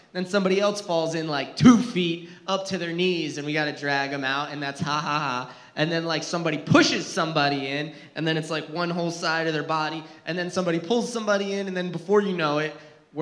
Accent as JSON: {"language": "English", "region": "New Jersey", "country": "United States", "tie": "born or raised there", "said": "I grew up in New Jersey, and yeah, there's woods in New Jersey. I actually lived in a mountainy area, very rural Jersey"}